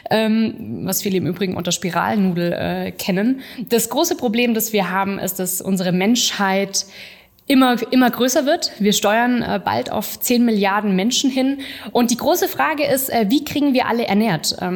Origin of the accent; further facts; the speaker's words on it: Singen, Baden-Württemberg, Germany; Also ich komme nicht aus dem Spätzle Valley, ich komme äh, vom Bodensee, von, von Singen und ich bin mittlerweile 28 Jahre alt